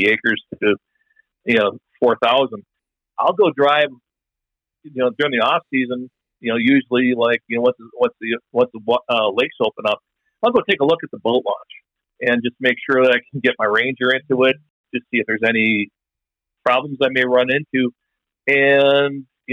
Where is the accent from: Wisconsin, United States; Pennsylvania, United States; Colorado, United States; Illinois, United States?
Wisconsin, United States; West Bend; I grew up in West Bend, Wisconsin, which is north of Milwaukee